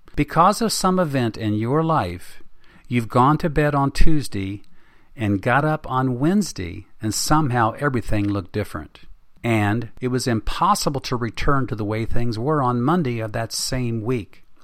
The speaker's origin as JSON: {"language": "English", "region": "West Virginia", "country": "United States", "said": "my home state of West Virginia"}